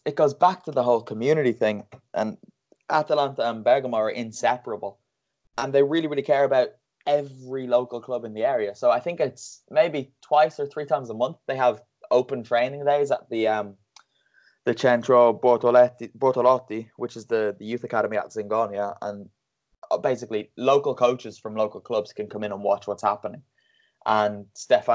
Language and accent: English; Bray, Leinster, Ireland; because I'm from Bray, so my local team, Bray Wanderers. I grew up going to those games